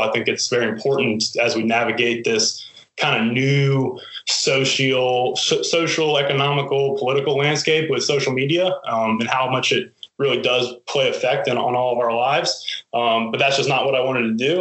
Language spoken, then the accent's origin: English; Hampton, Virginia, United States; my hometown of Hampton